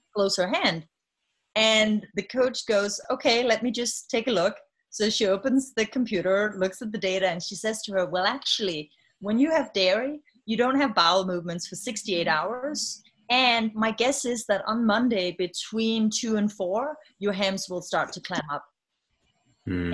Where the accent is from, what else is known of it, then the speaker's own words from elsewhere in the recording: Denmark; moved away as an adult; now in United States; I'm from Denmark so um, having grown up in a country where there's a safety net